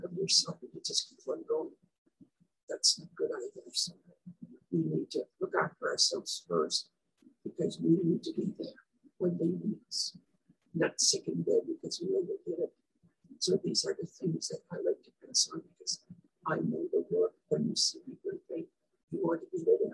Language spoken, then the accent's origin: English; Saskatchewan, Canada; I was born in Wanneroo, Saskatchewan, and I went to the rest of the school for 8 years in Dublin, Saskatchewan